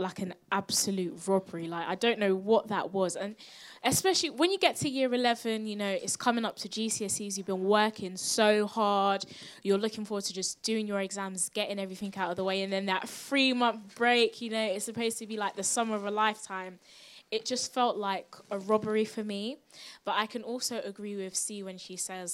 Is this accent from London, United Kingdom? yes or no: yes; London, United Kingdom; I'm also from South London.